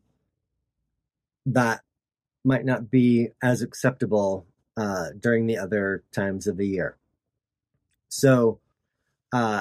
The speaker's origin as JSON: {"language": "English", "town": "Tooele", "region": "Utah", "country": "United States", "tie": "born or raised there", "said": "my hometown in Tooele"}